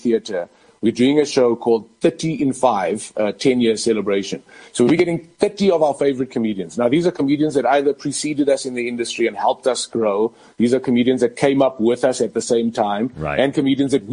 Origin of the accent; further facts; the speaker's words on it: Johannesburg, Gauteng, South Africa; also born or lived in Boksburg / Nigel / Florida, Roodepoort; Growing up in El Dorado Park with an alcoholic father